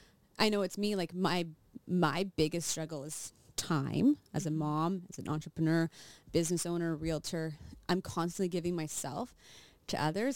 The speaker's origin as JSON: {"language": "English", "town": "Regina", "region": "Saskatchewan", "country": "Canada", "also_born_or_lived": "United States", "said": "We lived here and then my parents all moved to the States."}